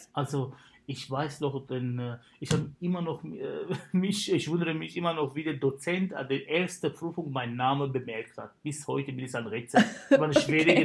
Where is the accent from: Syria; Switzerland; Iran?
Syria; German is a second language; moved away as an adult; also born or lived in Karlsruhe, Germany / Kiel, Germany; now in Germany; ich habe mein Abitur in Syrien gemacht